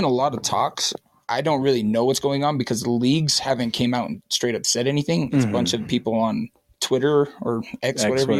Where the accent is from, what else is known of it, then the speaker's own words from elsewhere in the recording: Springville, Utah, United States; I'm from Springville, and I went to Springville High.